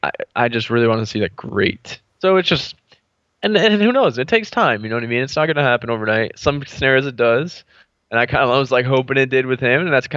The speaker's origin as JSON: {"language": "English", "region": "California", "country": "United States", "tie": "born or raised there", "said": "even though I grew up in California"}